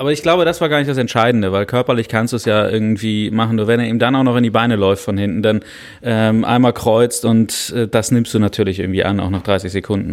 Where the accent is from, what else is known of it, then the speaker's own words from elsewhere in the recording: Hamburg, Germany; Ich bin in Hamburg geboren